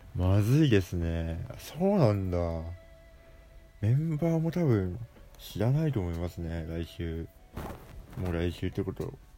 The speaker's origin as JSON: {"language": "Japanese", "region": "Hokkaido", "country": "Japan", "tie": "born or raised there", "said": "地元が北海道っていうところなので"}